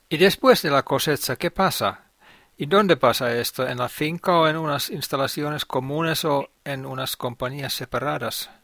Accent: Finland; Spanish is a second language; mi país, Finlandia

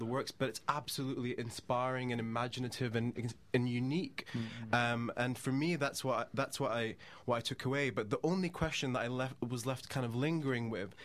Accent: United Kingdom; growing up in Britain

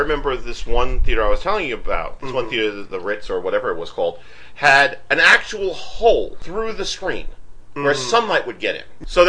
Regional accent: Queens, New York, United States; For me, growing up in Queens, we had Jamaica Avenue.

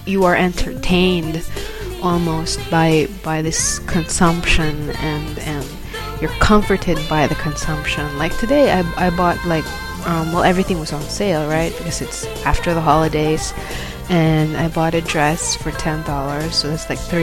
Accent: Manila, Metro Manila, Philippines; moved away as an adult; now in Gold Coast, Australia; I'm from Manila, right? And in Manila, we have, like, probably one mall per square kilometer

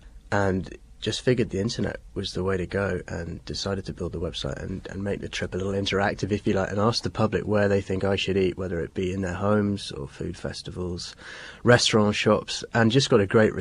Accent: England, United Kingdom; accent: English; they'll kind of hear the English accent

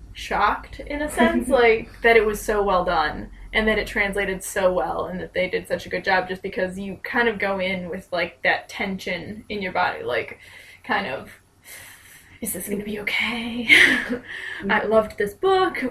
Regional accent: United States; moved away; I'm American

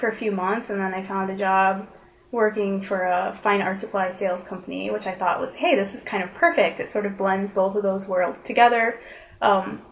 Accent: Chicago, Illinois, United States; moved away as an adult; also born or lived in Kalamazoo, Michigan; now in Grand Rapids, United States; I grew up in northwest of Chicago, actually. Went to high school in that area

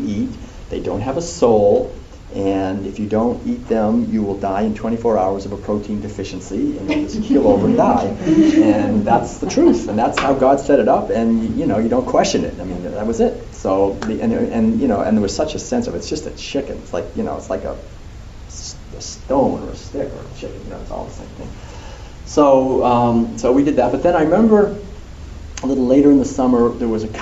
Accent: Concord, Massachusetts, United States; as a little kid, for me, growing up in Concord

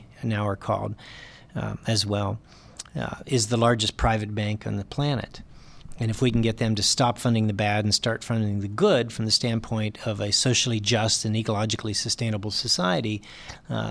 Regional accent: West Virginia, United States; also born or lived in Ohio; now in California, United States; I grew up initially in West Virginia

